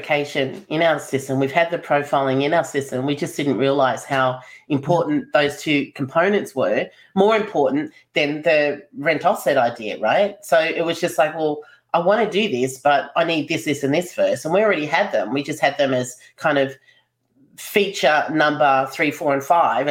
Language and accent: English; Melbourne, Victoria, Australia; I'm from Melbourne